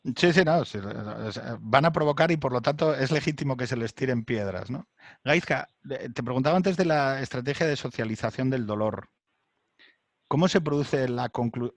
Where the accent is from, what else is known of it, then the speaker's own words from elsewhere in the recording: Asturias, Spain; yo soy de Asturias